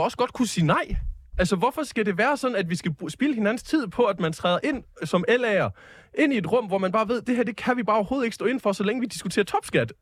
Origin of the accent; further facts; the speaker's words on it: South Jutland, Southern Denmark, Denmark; i Sydjylland, hvor jeg kommer fra